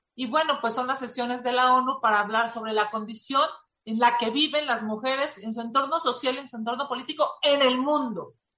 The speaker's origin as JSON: {"language": "Spanish", "country": "Mexico", "said": "como mexicanos"}